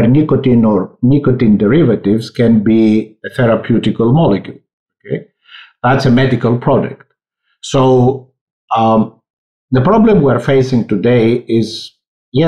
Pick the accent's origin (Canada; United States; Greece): Greece; moved away; I come from Greece